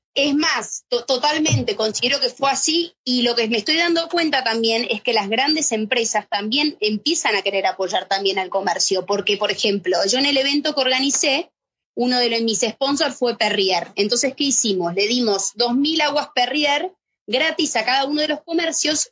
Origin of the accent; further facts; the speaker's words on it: Argentina; moved away as an adult; now in Madrid, Spain; siendo argentina